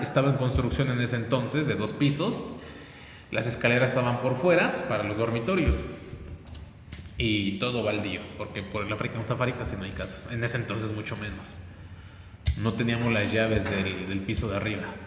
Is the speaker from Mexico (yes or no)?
yes; Puebla, Mexico; Soy poblano, nací aquí, vivo aquí